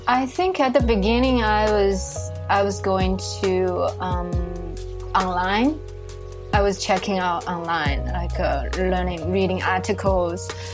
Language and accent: English; Shanghai, China; moved away as an adult; now in New York, United States; growing up in Shanghai, I think it's it's a very international city